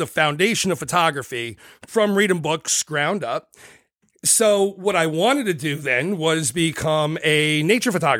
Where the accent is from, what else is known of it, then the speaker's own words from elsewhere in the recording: Scranton, Pennsylvania, United States; I'm from Scranton, Pennsylvania